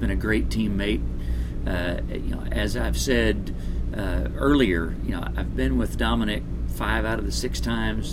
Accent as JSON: {"language": "English", "region": "Texas", "country": "United States", "said": "I am from Texas"}